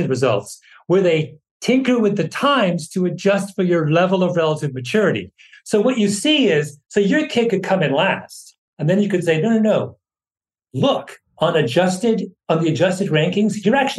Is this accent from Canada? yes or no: yes; Ontario, Canada; moved away; also born or lived in New York; when I was growing up in Canada in the 70s